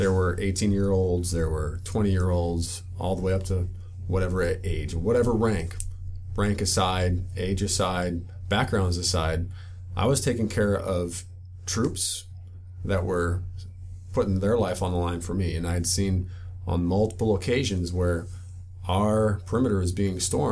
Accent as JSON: {"language": "English", "region": "Midwest", "country": "United States", "tie": "born or raised there", "said": "I grew up in the Midwest"}